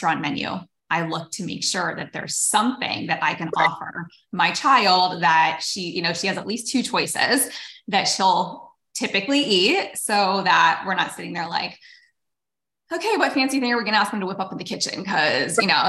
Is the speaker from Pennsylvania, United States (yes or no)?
yes; Erie, Pennsylvania, United States; when I was growing up in Erie, Pennsylvania